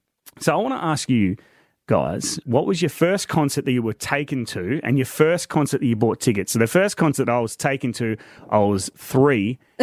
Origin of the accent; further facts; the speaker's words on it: Queensland, Australia; As a Queenslander, it's a rite of passage.